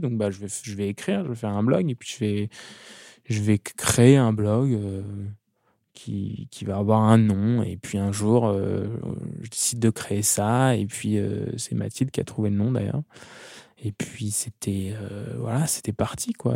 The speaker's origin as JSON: {"language": "French", "town": "Amboise", "region": "Centre-Val de Loire", "country": "France", "tie": "born or raised there", "also_born_or_lived": "Tours / Blois", "said": "Amboise, où je suis, où j'ai grandi, Tours, euh, Chambre et Tours où je suis né"}